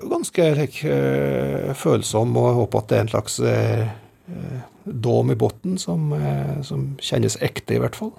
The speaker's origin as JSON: {"language": "Norwegian", "area": "Gudbrandsdalen", "region": "Innlandet", "country": "Norway", "said": "oss som gudbrandsdøl"}